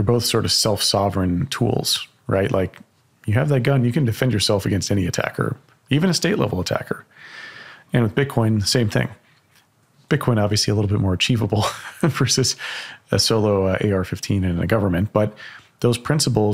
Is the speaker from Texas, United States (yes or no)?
yes; Texas, United States; as a Texan